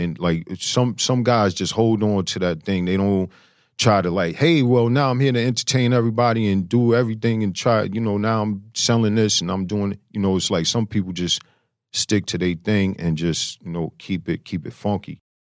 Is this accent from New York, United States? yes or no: yes; New York City, New York, United States; I'm from Flush and Queens